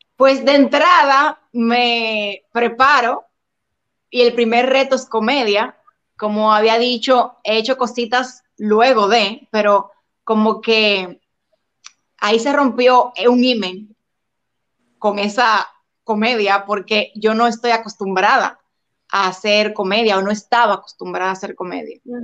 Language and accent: Spanish; Dominican Republic; en mi país sentí mucho el apoyo